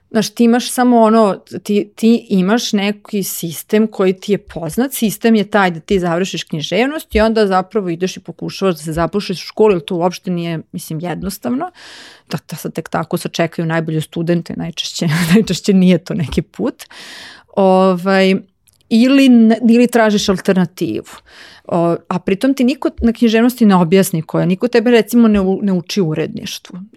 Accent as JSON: {"language": "Croatian", "town": "Novi Sad", "region": "Vojvodina", "country": "Serbia", "also_born_or_lived": "Belgrade", "moved": "yes", "said": "ja sam komparativnu književnost završila u Novom Sadu i dramaturgiju isto, ja sam iz Novog Sada"}